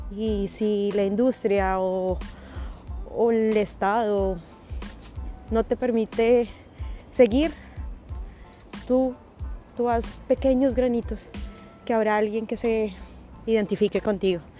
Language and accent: Spanish; Colombia; now in Canada; inmigrante ah, en Canadá, colombiana